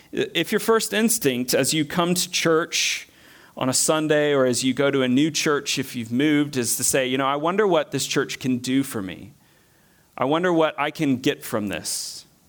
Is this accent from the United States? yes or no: yes; American South, United States; moved away as an adult; also born or lived in Bolivia; I'm from the American South where, a bit like Scotland, there's at least a church building on most corners of most cities